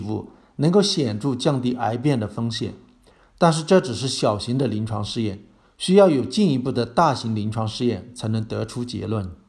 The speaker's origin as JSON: {"language": "Chinese", "region": "Fujian", "country": "China", "tie": "born or raised there", "said": "在我老家闽南，茶叶干脆被称为茶米。"}